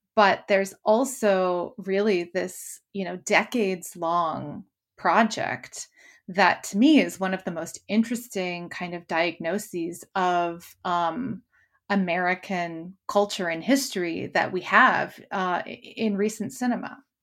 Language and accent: English; Canada; now in London, United Kingdom; as a Canadian